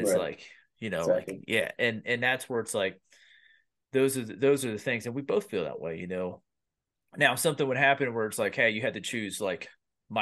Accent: Pennsylvania, United States; I grew up in Pennsylvania

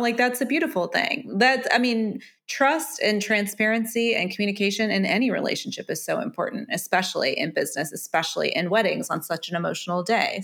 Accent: United States; being an American who has considered potentially tying the knot in the U K

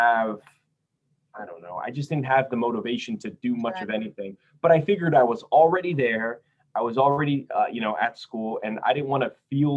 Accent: Port Chester, New York, United States; also born or lived in Brazil; I live in Porchester, New York

